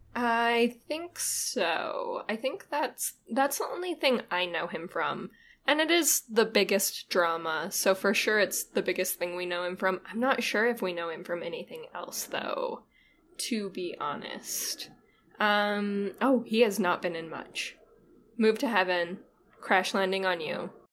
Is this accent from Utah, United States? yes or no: yes; Utah, United States; born or raised there